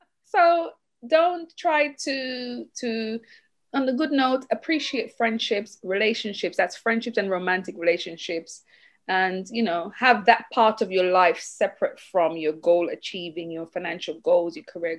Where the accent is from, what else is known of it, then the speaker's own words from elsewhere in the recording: Jamaica; moved away; I'm Jamaican, and in our culture, we don't grow up having much access to loans